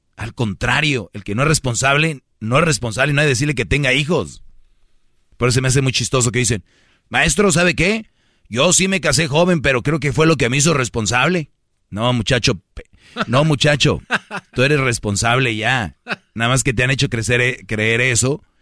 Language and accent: Spanish; Monterrey, Nuevo León, Mexico; como buen regio